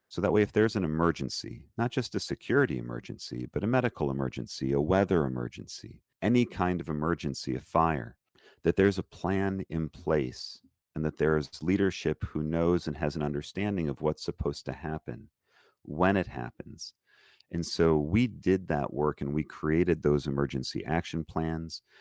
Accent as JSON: {"language": "English", "town": "Lansing", "region": "Michigan", "country": "United States", "tie": "born or raised there", "also_born_or_lived": "Detroit area, Michigan / Israel / Colleyville, Texas", "moved": "as an adult", "said": "I grew up in Lansing, Michigan, and I was the only Jewish kid in my school"}